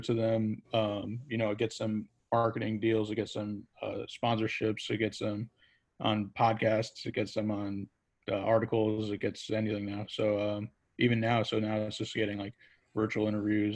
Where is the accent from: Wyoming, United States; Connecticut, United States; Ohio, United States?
Connecticut, United States; West Haven; I'm from West Haven, Connecticut, born and raised.